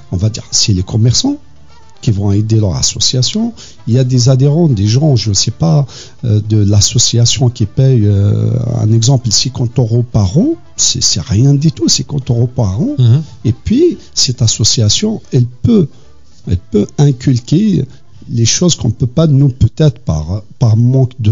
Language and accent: French; Kabylie, Algeria; on est kabyle, on est bien, on est content, on aime bien danser, on a bien soi-disant inculquer cette culture à nos enfants